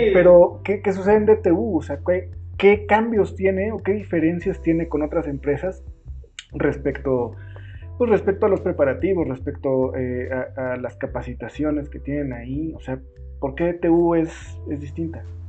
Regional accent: Tulancingo, Hidalgo, Mexico; yo soy de Tulancingo

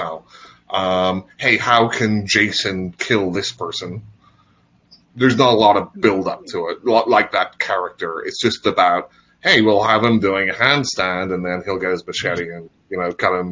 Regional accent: Northern Ireland, United Kingdom; accent: Northern Irish; well, it's my Northern Irish accent.

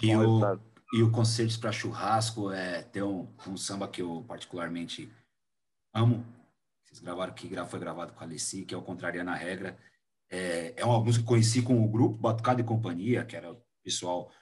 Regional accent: Vila Maria, São Paulo, Brazil

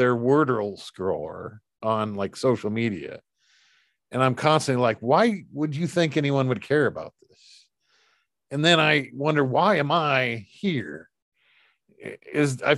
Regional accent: United States; I'm an American.

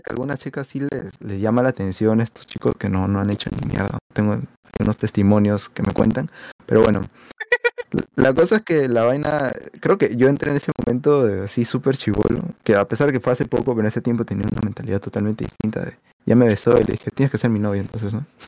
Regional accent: Lima, Peru; yo soy san Miguelino

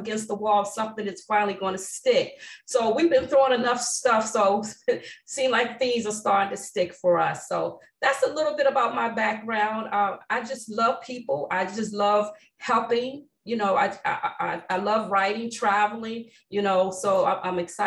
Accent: Newport News, Virginia, United States; moved away as an adult; also born or lived in Washington, D.C. / Fairfax, Virginia; I grew up in the Tidewater area, Newport News, Hampton.

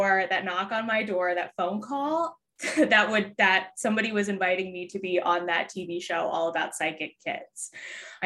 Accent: Philadelphia, Pennsylvania, United States; I am from Philadelphia, Pennsylvania.

